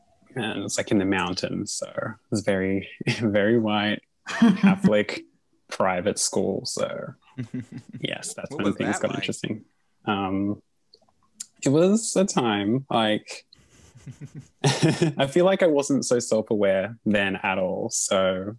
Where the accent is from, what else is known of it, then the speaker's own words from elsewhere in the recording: Australia; And I was like, "Oh, I'm Australian."